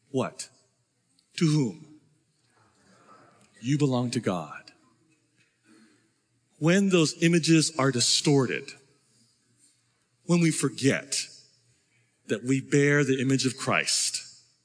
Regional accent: United States; I'm an American

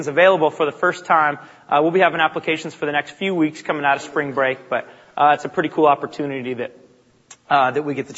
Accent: Bellingham, Washington, United States; I grew up in Bellingham, Washington, about an hour north of here

